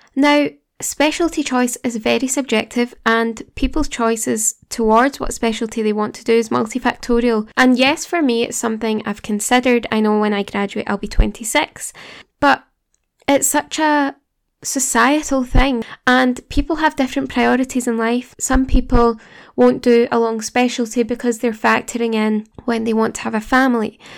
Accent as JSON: {"language": "English", "town": "Glasgow", "region": "Scotland", "country": "United Kingdom", "accent": "Glasgow", "said": "studying in Glasgow, if you couldn't tell by my accent."}